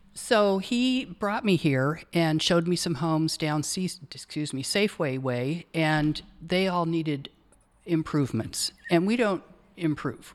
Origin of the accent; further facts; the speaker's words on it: Portland, Oregon, United States; also born or lived in Astoria, Oregon; I'm a native Oregonian. I have ties to Astoria. I grew up in Northwest Portland